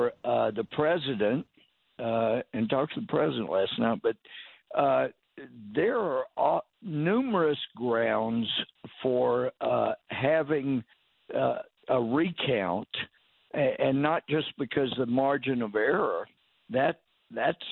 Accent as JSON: {"language": "English", "region": "Texas", "country": "United States", "said": "as a Texan"}